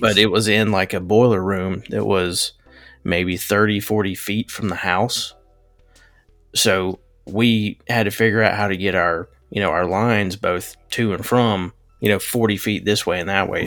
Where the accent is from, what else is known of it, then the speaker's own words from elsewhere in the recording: Western North Carolina, United States; I grew up in Western North Carolina, a little bitty area.